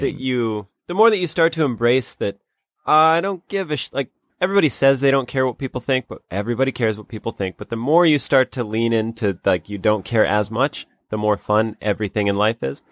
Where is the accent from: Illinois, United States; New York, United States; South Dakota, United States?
South Dakota, United States; my home state of South Dakota